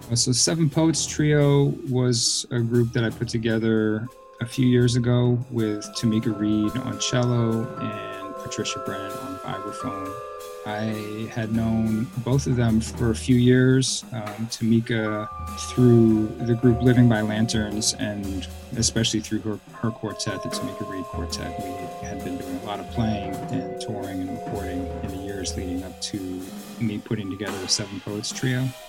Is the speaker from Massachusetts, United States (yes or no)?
yes; Cambridge, Massachusetts, United States; now in Brooklyn, New York, United States; I grew up in the Boston area and in the Cambridge public school system